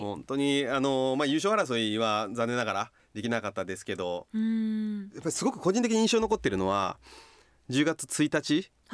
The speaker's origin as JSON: {"language": "Japanese", "region": "Kochi", "country": "Japan", "tie": "born or raised there", "moved": "yes", "said": "生まれ育った高知県にはプロスポーツが僕の時はなかった"}